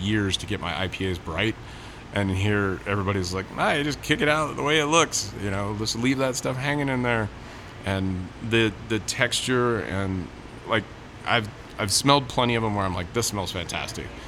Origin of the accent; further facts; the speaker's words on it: San Diego, California, United States; I'm from San Diego